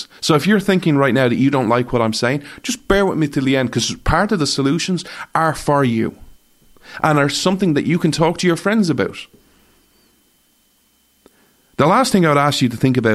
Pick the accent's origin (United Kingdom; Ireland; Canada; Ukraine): Ireland; I'm an Irishman, not an American